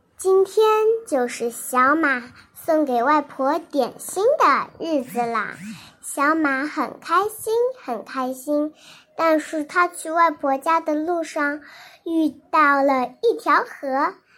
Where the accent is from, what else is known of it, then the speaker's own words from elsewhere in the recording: China; 我是中国的